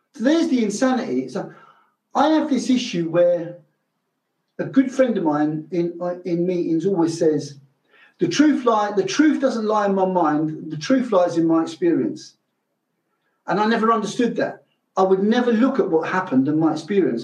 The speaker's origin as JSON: {"language": "English", "region": "London", "country": "United Kingdom", "tie": "born or raised there", "said": "I grew up in London. I grew up in London in the Irish community"}